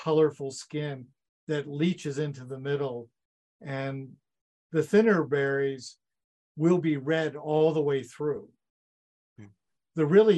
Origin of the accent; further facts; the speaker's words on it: United States; now in Saskatchewan, Canada; I grew up in the States